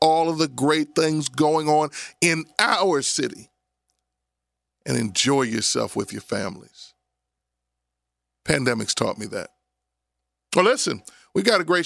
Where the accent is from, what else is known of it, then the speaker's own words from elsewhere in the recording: Abington, Pennsylvania, United States; I grew up in Abington.